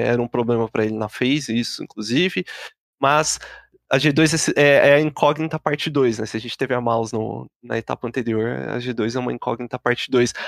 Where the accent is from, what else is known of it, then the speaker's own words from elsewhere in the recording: Brazil; a gente como bom brasileiro